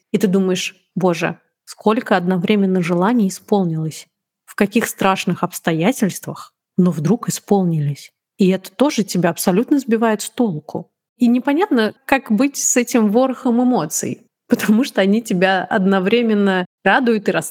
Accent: Tashkent, Uzbekistan; born there; also born or lived in Moscow; я же родилась не в Москве, я родилась в Ташкенте.

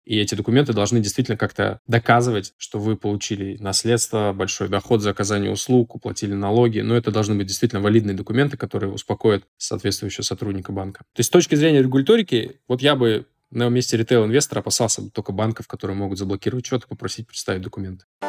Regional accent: Saint Petersburg, Russia; я из Санкт-Петербурга

